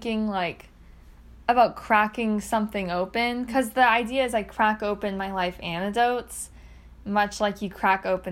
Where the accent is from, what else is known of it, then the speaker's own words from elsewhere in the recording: McKinney, Texas, United States; moved away as an adult; also born or lived in Ohio; I am from McKinney, Texas